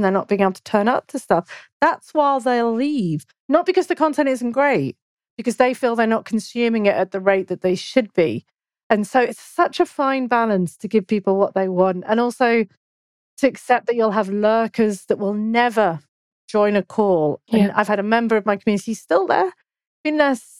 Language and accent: English; United Kingdom; I'm British